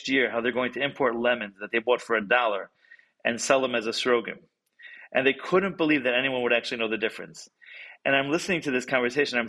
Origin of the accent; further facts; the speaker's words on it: Detroit, Michigan, United States; also born or lived in Jerusalem, Israel / California / Cleveland, Ohio / New York; I've been living in Detroit, grew up in Detroit